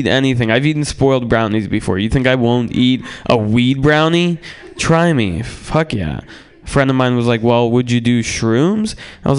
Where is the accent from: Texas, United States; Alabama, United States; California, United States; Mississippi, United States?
California, United States; San Francisco; I grew up in San Francisco